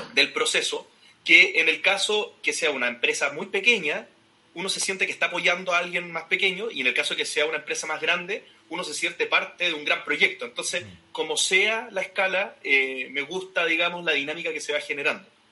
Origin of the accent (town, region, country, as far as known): Chile